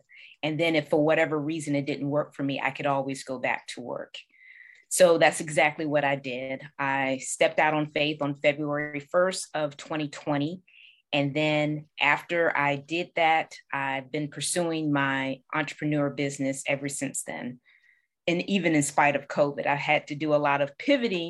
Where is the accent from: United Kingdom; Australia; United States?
United States; Norfolk, Virginia; I'm originally from Norfolk, Virginia